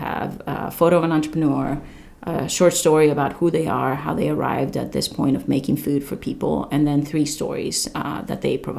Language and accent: English; Nepal; You know, it's not Nepal's momo. I am from Nepal, but it's my momo, you know, sort of thing.